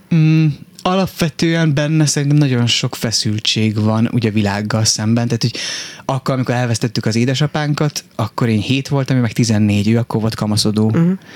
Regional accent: Miskolc, Borsod-Abaúj-Zemplén, Hungary; moved away as an adult; also born or lived in Budapest; én Miskolcon nőttem fel

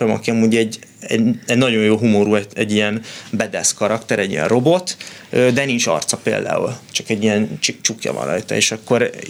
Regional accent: Budapest, Hungary; born there; tehát hogy ott Budapesten születtem, és úgy mentünk le, ez volt a kivonulás

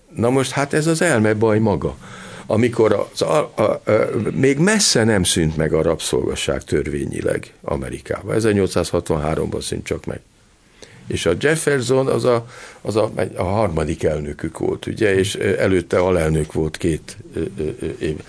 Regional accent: Hungary; én például abban nőttem föl, hogy volt cenzúra Magyarországon

